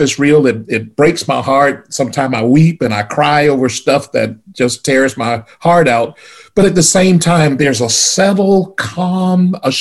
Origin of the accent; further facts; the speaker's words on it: the South, United States; growing up in the South